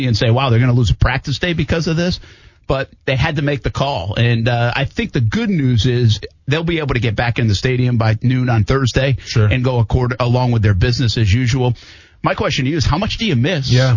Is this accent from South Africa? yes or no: no; Rhode Island, United States; also born or lived in Albany, New York; now in Jacksonville, United States; I grew up in Rhode Island, so we had some experiences with hurricanes and tropical storms